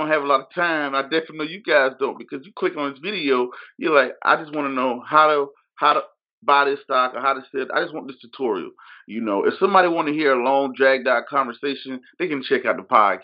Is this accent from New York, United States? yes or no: no; Georgia, United States; moved away; I'm from Georgia originally